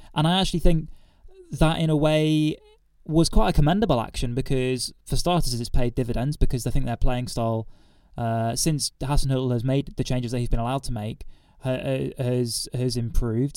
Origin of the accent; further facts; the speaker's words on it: Reading, South East England, United Kingdom; growing up in Reading